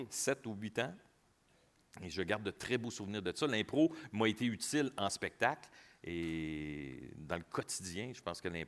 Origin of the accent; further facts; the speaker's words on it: Quebec City, Quebec, Canada; now in Montreal, Canada; Ma première audition, quand je suis parti de Québec pour venir euh, faire l'audition à Montréal, euh, je voulais pas.